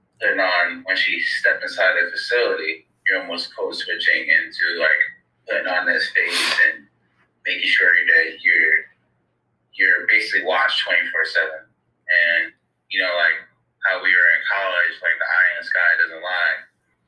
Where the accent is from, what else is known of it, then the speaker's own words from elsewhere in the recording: Waterbury, Connecticut, United States; I'm from Waterbury, Connecticut